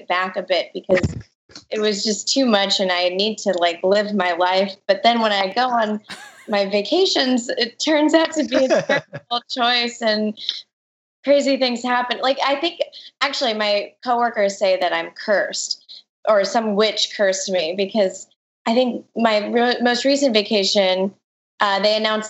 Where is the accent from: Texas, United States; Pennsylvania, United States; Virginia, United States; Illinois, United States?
Texas, United States; I am from Texas